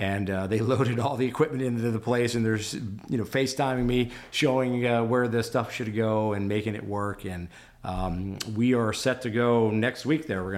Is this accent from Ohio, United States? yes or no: no; Minnesota, United States; I'm from Minnesota.